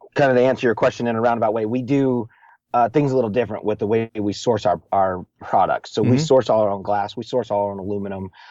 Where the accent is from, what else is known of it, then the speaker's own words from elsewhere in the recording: Montana, United States; I grew up in Montana in the winters.